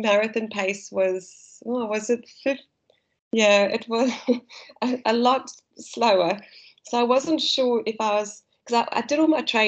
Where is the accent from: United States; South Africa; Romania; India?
South Africa; accent: South African; now in Australia; my South African accent.